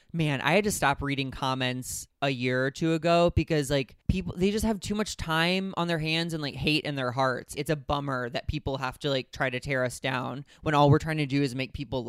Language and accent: English; St. Louis, Missouri, United States; also born or lived in Indiana; now in Los Angeles, United States; I'm from St. Louis, Missouri. After Indiana, I moved to L.A. and I've been here for 12 years.